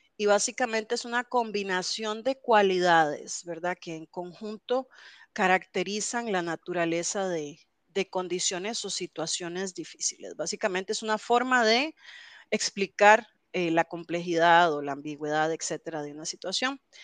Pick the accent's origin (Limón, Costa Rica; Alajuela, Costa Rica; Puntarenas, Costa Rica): Alajuela, Costa Rica; yo soy eh, alajuelense de toda la vida aquí en Costa Rica.